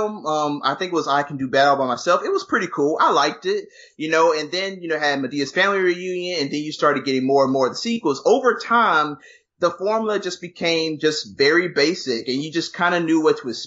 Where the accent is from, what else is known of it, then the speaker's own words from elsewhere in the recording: Georgia, United States; I come from Georgia, everybody in my town